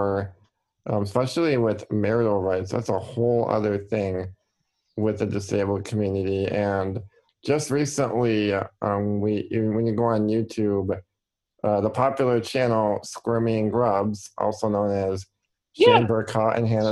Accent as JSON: {"language": "English", "town": "Milwaukee", "region": "Wisconsin", "country": "United States", "said": "I'm from the Milwaukee area in Wisconsin"}